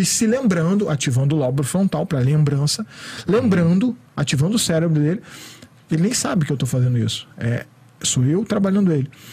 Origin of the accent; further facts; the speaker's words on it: Rio de Janeiro, Brazil; eu também sou do Rio